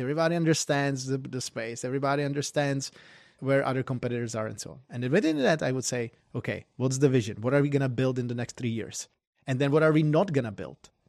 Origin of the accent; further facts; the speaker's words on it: Prague, Czechia; moved away as an adult; also born or lived in Berkeley, California; now in Silicon Valley, United States; I'm from Prague, the Czech Republic originally.